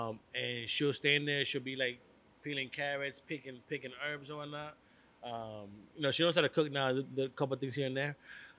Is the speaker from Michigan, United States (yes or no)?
no; Hartford, Connecticut, United States; also born or lived in Puerto Rico; So back in the days in the north end of Hartford, I grew up on Albany Avenue. My uncle used to live there. So when I moved from Puerto Rico, I lived on Albany Avenue.